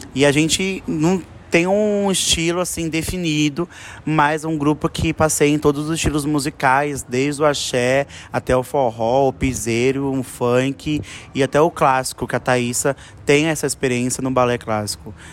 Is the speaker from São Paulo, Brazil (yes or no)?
yes; São Paulo, Brazil; Todos nós somos do mesmo bairro, da Zona Oeste de São Paulo